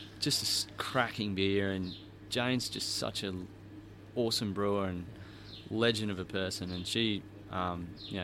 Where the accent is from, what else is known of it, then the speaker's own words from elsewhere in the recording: Australia; I'm from Australia